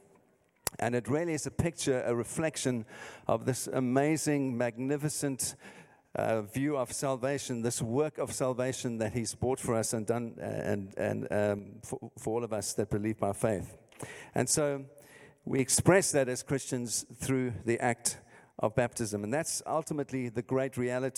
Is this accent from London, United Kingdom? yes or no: yes; London, United Kingdom; moved away; as you can hear from my accent, I'm not from here, I'm from the south, South London.